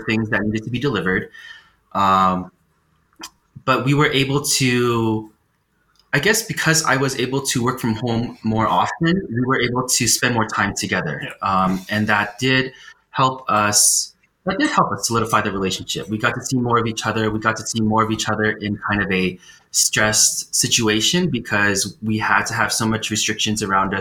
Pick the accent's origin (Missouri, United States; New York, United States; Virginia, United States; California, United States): California, United States; now in Colorado, United States; I grew up in California